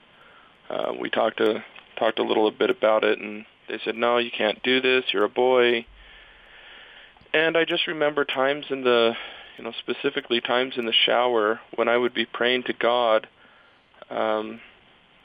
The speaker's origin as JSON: {"language": "English", "town": "Provo", "region": "Utah", "country": "United States", "tie": "born or raised there", "said": "I grew up in Provo"}